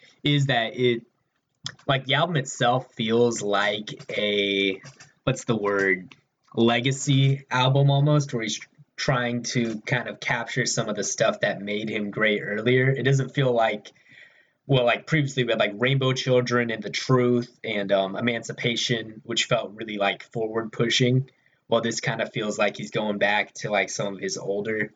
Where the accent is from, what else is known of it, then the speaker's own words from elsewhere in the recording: Texas, United States; I'm from Texas